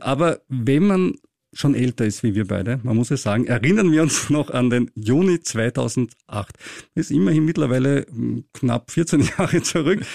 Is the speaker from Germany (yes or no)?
no; Austria